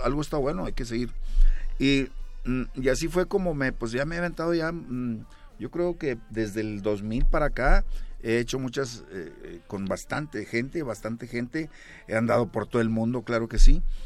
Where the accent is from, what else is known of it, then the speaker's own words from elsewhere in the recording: Monterrey, Nuevo León, Mexico; yo nací en la Nuevo Repueblo de Monterrey, Nuevo León